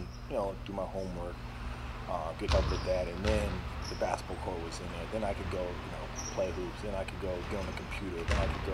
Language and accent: English; Ames, Iowa, United States; moved away as an adult; growing up in Iowa, you know, we didn't really move around